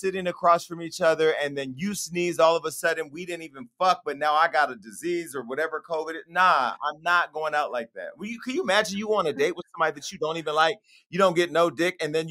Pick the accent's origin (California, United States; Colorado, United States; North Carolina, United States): California, United States; I'm from Northern California, home of the scammers.